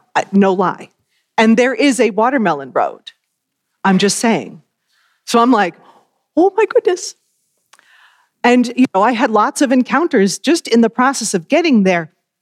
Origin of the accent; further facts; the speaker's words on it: Massachusetts, United States; moved away as an adult; also born or lived in Alabama; my first ministry was in Alabama. I went from growing up in Massachusetts, all of my education there, nearly all of my life in the Bay State, and went from there to the Deep South.